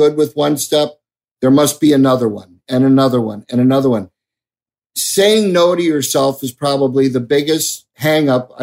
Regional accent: Chicago, Illinois, United States; moved away as an adult; also born or lived in Phoenix; growing up in Chicago in the late 60s, early 70s

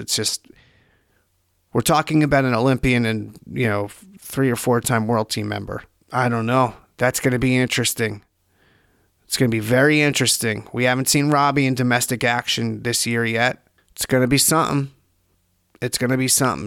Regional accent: New Jersey, United States; I'm from New Jersey

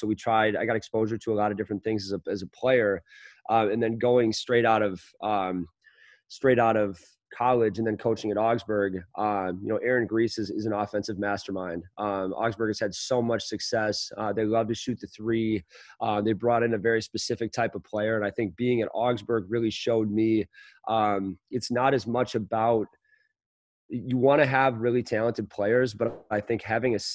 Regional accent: St. Paul, Minnesota, United States; I grew up in St. Paul in Highland Park

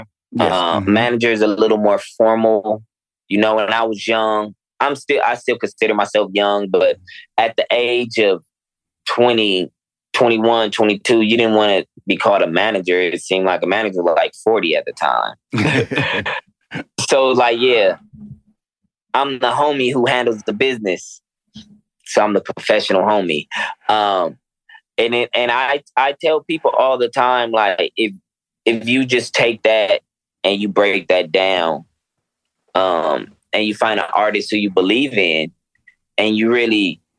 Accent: Los Angeles, California, United States; And I promise you, now I'm from Los Angeles. I'm used to seeing like the takeovers and seeing lowriders being outside and things like that. I've seen that my whole life.

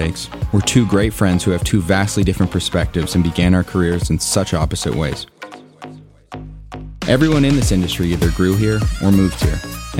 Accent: Los Angeles, California, United States; I'm an actor and producer who grew up in Los Angeles.

